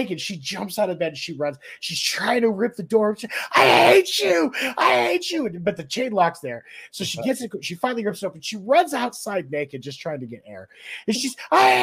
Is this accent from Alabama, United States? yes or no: no; Peoria, Arizona, United States; in Phoenix growing up, as where I grew up in Peoria